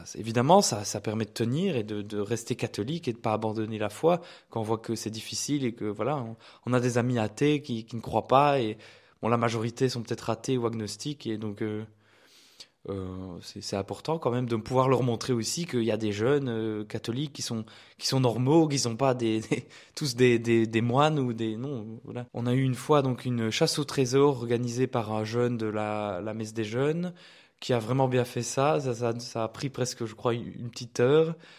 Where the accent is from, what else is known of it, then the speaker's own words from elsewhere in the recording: Liège, Wallonia, Belgium; je suis liégeois